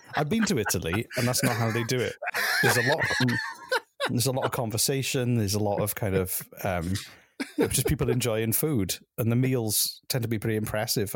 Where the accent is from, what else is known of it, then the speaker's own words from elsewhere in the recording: the Valleys, Wales, United Kingdom; now in Canada; I'm from a place called the Valleys